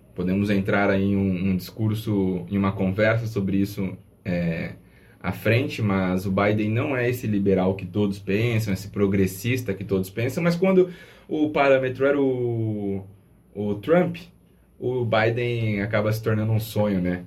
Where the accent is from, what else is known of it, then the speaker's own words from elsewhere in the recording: Brazil; nós, enquanto brasileiros